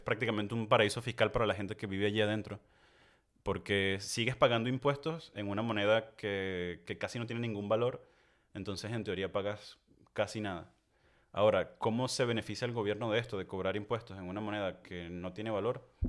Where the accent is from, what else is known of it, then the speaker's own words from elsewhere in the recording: Venezuela; moved away as an adult; now in France; nosotros crecimos en Venezuela